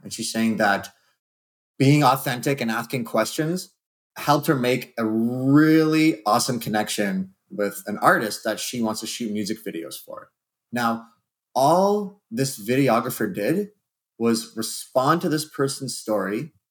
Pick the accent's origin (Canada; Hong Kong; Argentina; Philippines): Canada